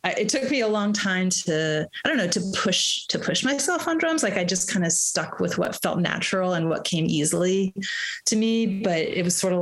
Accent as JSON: {"language": "English", "town": "Bloomington", "region": "Indiana", "country": "United States", "tie": "born or raised there", "also_born_or_lived": "Boston / United Kingdom", "moved": "yes", "said": "I grew up in Bloomington, Indiana, which still has, and just an amazingly vibrant music scene."}